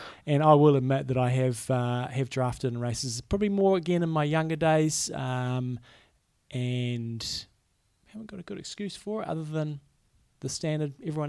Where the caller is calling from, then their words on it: Wisconsin, United States; I'm in Wisconsin.